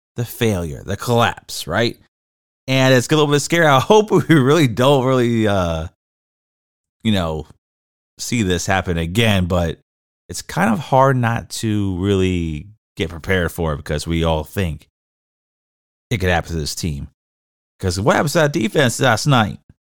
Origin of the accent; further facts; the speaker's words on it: Florida, United States; I'm from Florida